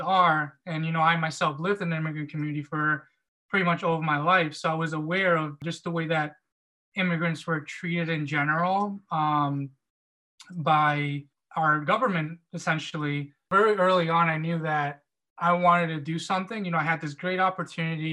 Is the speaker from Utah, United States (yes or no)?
no; Central New Jersey, United States; moved away as an adult; also born or lived in Albany, New York; I'm originally from Central New Jersey, so I really wanted to stay close to home